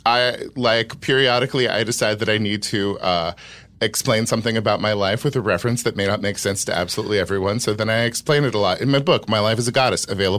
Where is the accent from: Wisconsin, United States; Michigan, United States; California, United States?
California, United States; Sacramento Valley; I grew up in the Sacramento Valley.